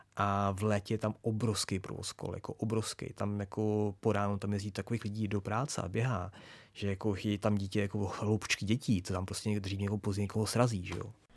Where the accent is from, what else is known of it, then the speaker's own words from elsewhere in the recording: Prague, Czechia; já jsem vyrůstal kousek vedle na Lehovci a pak na Černém most, na mostě.